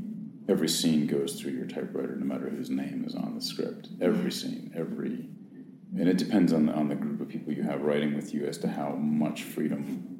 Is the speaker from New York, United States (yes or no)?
yes; New York City, New York, United States; certainly that I experience of being a New Yorker